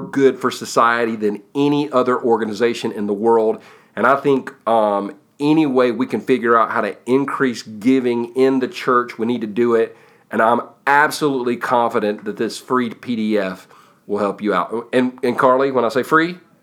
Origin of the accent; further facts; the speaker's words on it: United States; I was born in America, live in, you know, live in America, love America